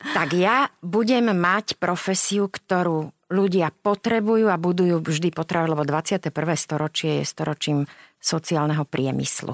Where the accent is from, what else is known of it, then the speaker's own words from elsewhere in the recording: Záhorie, Slovakia; ako sa hovorí u nás na Záhorí